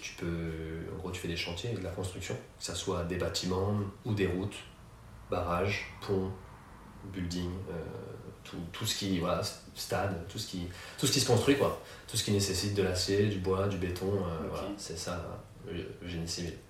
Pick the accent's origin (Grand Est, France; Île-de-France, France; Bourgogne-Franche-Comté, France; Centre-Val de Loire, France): Île-de-France, France; Paris region; moved away as an adult; also born or lived in Malaysia / Los Angeles / Valencia; j'ai grandi en région parisienne